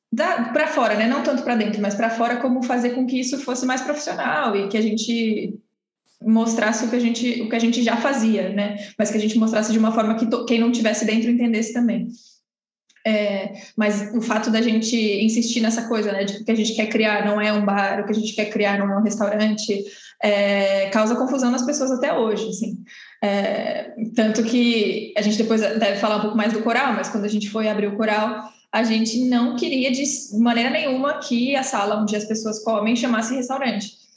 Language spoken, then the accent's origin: Portuguese; Santos, São Paulo, Brazil; também sou de Santos